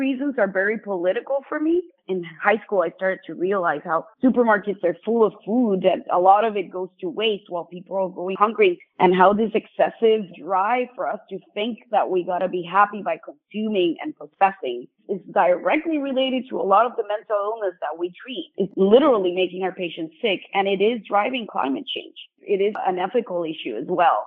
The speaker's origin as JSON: {"language": "English", "country": "Puerto Rico", "tie": "born or raised there", "moved": "yes", "lives_now": "Florida, United States", "said": "I was born and raised in Puerto Rico."}